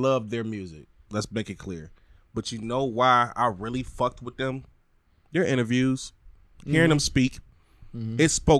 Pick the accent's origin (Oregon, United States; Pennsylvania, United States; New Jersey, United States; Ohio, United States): Ohio, United States; East Cleveland; We grew up in East Cleveland.